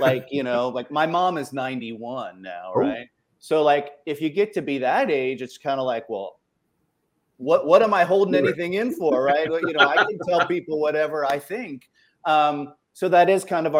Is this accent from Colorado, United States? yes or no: no; Ohio, United States; I was raised in Ohio, so I'm a polite Midwesterner most of the time